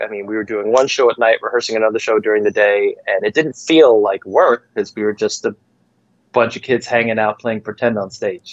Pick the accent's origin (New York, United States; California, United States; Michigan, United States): New York, United States; Farmingdale; I had a rough time coming up in the school system in Farmingdale